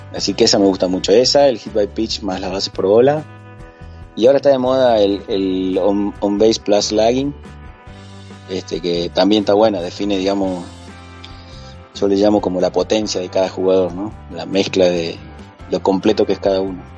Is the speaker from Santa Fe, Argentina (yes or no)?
no; Salta, Argentina; also born or lived in Córdoba, Argentina; como decimos en Salta